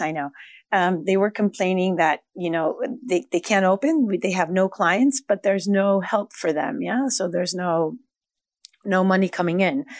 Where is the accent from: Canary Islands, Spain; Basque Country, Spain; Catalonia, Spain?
Basque Country, Spain; Basque Country. We, we are a little bit different. We're in the north, um, um, we are the Germans from Spain